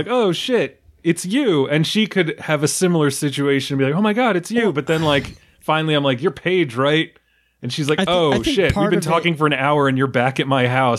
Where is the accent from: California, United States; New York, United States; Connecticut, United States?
New York, United States; I'm from New York